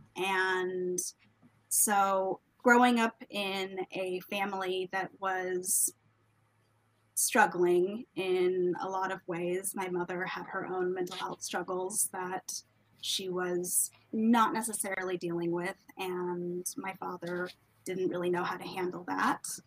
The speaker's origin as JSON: {"language": "English", "town": "Washington", "region": "District of Columbia", "country": "United States", "said": "I am someone from the Washington, D.C. metro area"}